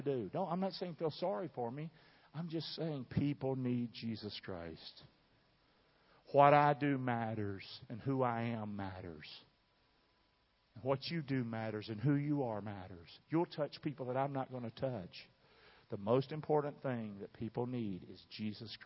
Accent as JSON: {"language": "English", "region": "southern part of America", "country": "United States", "tie": "born or raised there", "accent": "southern English", "first_language": "English", "said": "I was born in the southern part of America, so I speak southern English"}